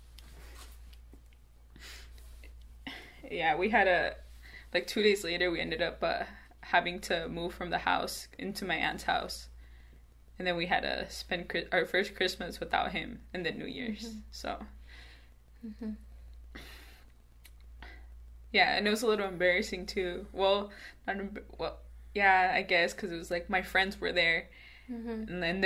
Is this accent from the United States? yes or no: yes; Mesa, Arizona, United States; I was raised in Mesa. The first time I left Arizona was last summer